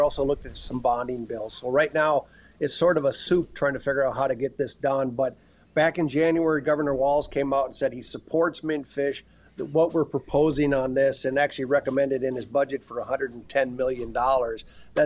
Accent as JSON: {"language": "English", "town": "Minneapolis", "region": "Minnesota", "country": "United States", "tie": "born or raised there", "said": "I grew up in North Minneapolis fishing"}